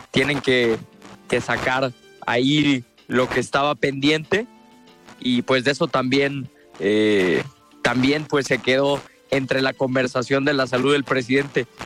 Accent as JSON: {"language": "Spanish", "country": "Mexico", "said": "Lo que sí sé es que como mexicanos, pues tenemos el derecho mínimo de saber"}